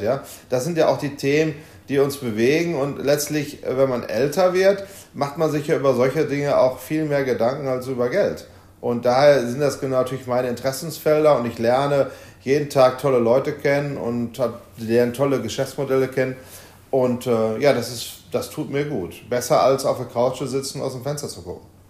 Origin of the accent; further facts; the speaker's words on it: Essen, North Rhine-Westphalia, Germany; im Ruhrgebiet, in meiner Heimatstadt Essen